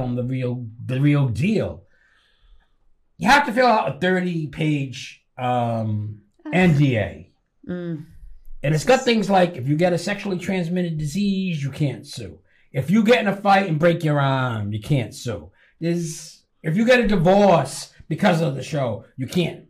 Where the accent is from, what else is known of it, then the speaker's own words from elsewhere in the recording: Rhode Island, United States; accent: Rhode Island; I'm from Rhode Island